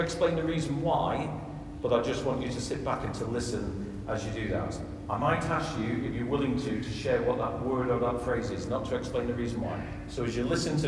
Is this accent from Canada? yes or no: no; west of Ireland, Ireland; I'm an Irishman from the west of Ireland